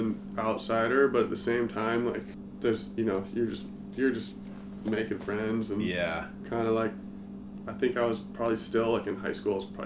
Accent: Scotts Valley, California, United States; also born or lived in Santa Cruz; we grew up in Scotts Valley

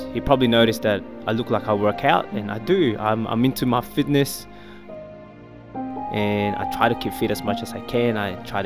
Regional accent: Philippines; I was born in the Philippines

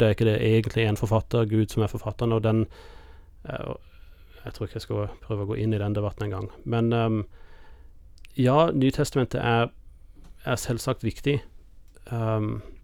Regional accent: United States; now in Norway; kirken jeg vokste opp i i USA

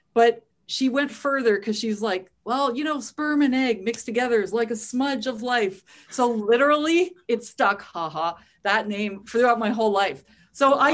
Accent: Winnipeg, Manitoba, Canada; also born or lived in Toronto; I was born in Toronto, but I grew up and was raised in Winnipeg

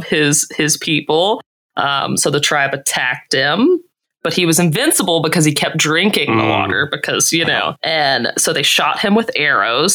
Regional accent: Mississippi, United States; I'm from Mississippi

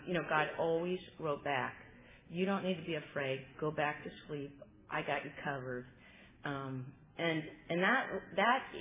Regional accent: Sacramento, California, United States; I'm from Sacramento

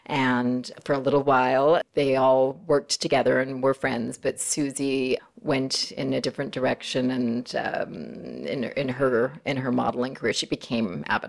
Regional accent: Los Angeles, California, United States; accent: American; moved away as an adult; also born or lived in England; I was born in Los Angeles at the old Beverly Hills Doctors Hospital, which does not exist anymore. It used to be on the corner of Beverly Glen and Wilshire Boulevard.

